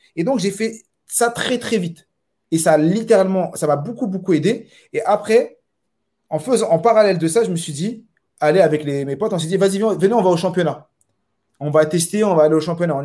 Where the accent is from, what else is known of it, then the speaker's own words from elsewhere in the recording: Saint-Ouen, Île-de-France, France; moved away as an adult; now in Montpellier, France; je suis de Saint-Ouen. Et euh, toujours vécu à Saint-Ouen. Je suis né à Saint-Ouen